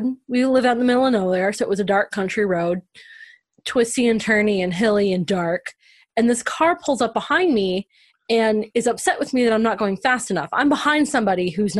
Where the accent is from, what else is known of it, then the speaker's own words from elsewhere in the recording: United States; as a woman growing up in America